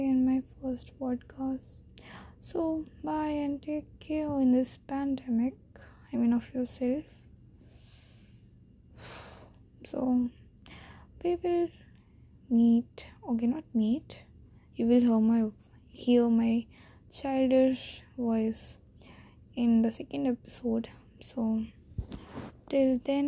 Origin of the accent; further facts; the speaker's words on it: India; accent: typical Indian accent; English is a second language; I'm an Indian girl